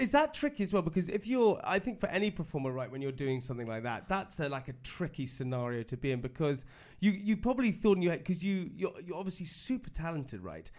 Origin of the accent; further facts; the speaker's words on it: United Kingdom; being British